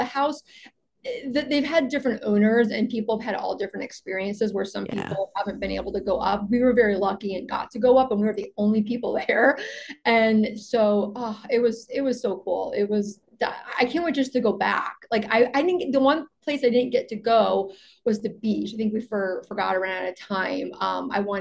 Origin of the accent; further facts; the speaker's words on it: Chicago, Illinois, United States; now in Los Angeles, United States; It's where I live, and also I'm from Chicago